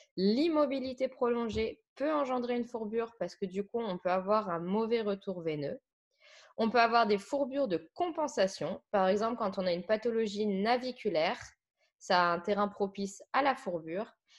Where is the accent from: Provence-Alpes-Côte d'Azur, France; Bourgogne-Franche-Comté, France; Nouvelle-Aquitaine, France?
Bourgogne-Franche-Comté, France; Saône-et-Loire; moved away; à la base, je viens de Saône-et-Loire